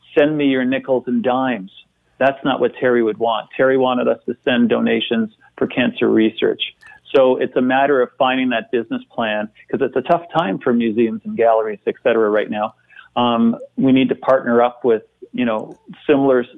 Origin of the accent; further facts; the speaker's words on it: Toronto, Ontario, Canada; now in Victoria, Canada; having grown up in Toronto